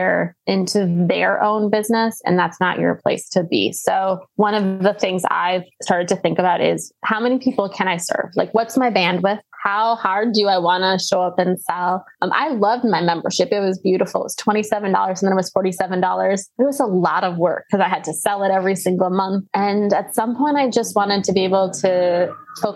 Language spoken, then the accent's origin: English; Wisconsin, United States; I grew up in Wisconsin.